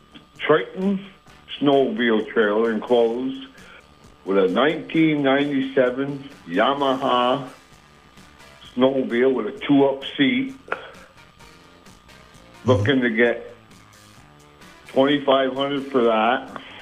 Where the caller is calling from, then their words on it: Westport, United States; I'm from Westport.